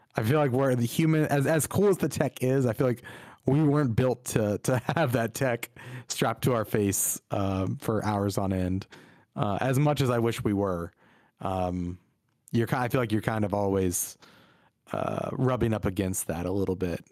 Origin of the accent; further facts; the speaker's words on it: Virginia, United States; we grew up in Virginia